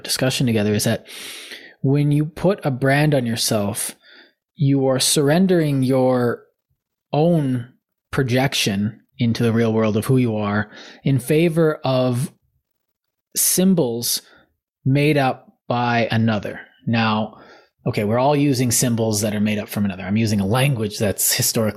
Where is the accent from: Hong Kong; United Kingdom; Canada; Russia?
Canada; part of my identity is being Canadian.